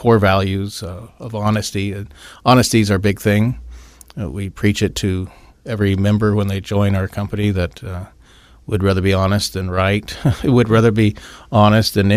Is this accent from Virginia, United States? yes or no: no; Elgin, Illinois, United States; moved away as an adult; now in Phoenix, United States; We're from Elgin, Illinois